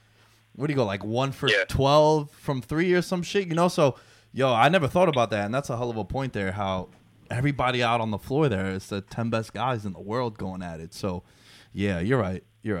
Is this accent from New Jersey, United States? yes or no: yes; New Jersey, United States; Like, I grew up with them in Jersey.